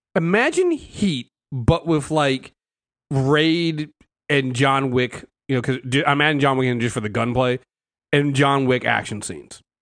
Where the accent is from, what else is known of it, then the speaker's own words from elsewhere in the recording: United States; us Americans